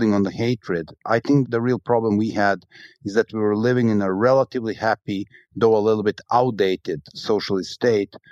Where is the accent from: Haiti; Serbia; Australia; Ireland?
Serbia; Belgrade; my hometown of Belgrade